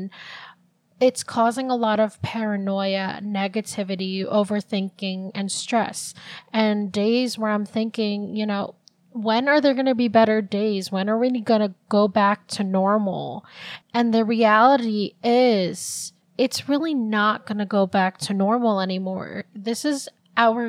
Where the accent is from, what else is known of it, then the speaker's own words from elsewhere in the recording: New Jersey, United States; also born or lived in Philippines; I've grown up in Jersey most of my life, I'm actually from the Philippines. I was born there.